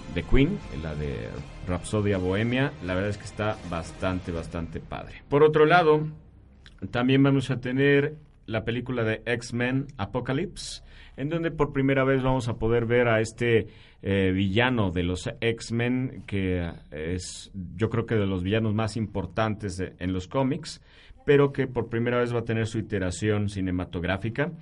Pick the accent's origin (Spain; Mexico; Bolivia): Mexico; somos mexicanos